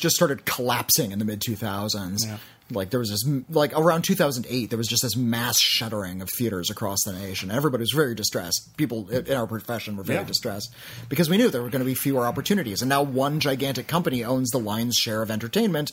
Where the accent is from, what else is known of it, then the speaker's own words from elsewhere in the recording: United States; we're in America and we're Americans